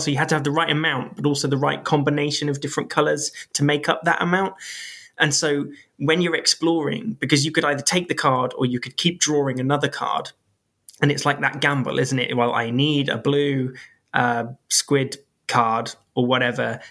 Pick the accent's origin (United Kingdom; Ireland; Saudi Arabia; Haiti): United Kingdom; I am British